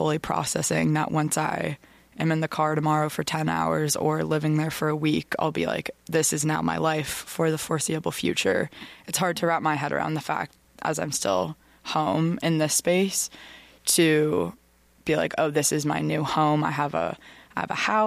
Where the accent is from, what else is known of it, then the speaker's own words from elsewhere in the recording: Vermont, United States; growing up in Vermont is very sheltered